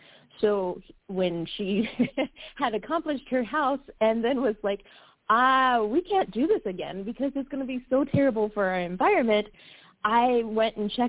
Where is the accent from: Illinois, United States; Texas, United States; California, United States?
California, United States; And then just growing up in California